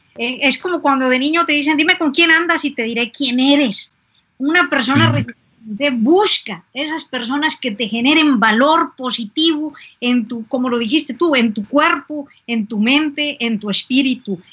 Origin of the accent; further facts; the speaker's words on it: Mexico; Si algo tenemos los mexicanos